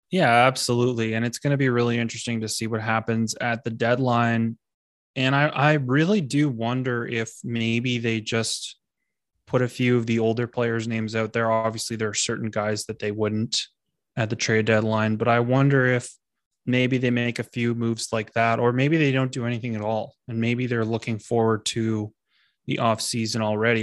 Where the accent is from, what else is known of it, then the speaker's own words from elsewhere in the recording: Canada; we're Canadian people